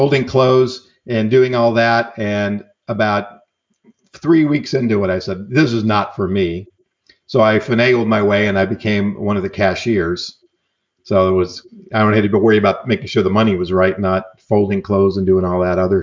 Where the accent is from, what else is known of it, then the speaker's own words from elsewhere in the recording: New York, United States; moved away as an adult; now in California, United States; I'm an Italian from New York.